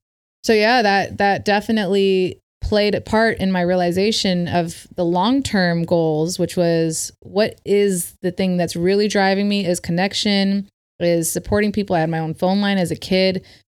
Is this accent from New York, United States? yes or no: no; Berkeley, California, United States; born there; also born or lived in India; I was born in Berkeley, but I lived back. I moved back and forth from India to America since I was like 5.5 years old.